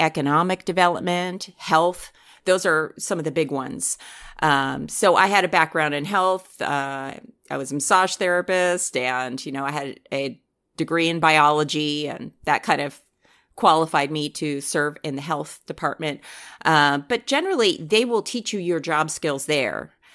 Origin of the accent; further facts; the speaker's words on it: New Jersey, United States; moved away; I'm originally from New Jersey. That's correct. And most of my family is still back there